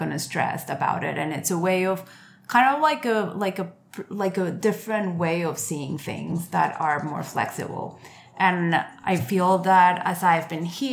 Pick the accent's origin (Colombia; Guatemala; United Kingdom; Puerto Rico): Colombia; now in New York, United States; Growing in Colombia